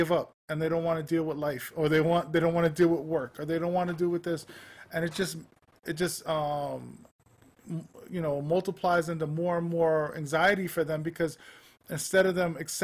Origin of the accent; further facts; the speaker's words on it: New York City, New York, United States; I grew up in Manhattan